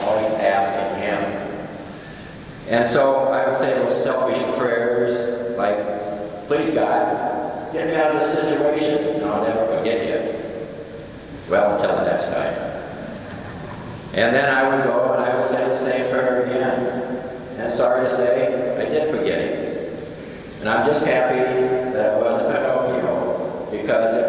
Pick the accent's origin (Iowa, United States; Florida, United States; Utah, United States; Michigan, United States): Iowa, United States; Ryan; And I was born first, and then raised in even a smaller community in Ryan